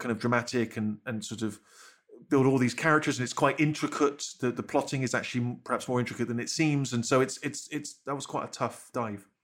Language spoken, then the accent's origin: English; Bristol, South West England, United Kingdom; growing up in Bristol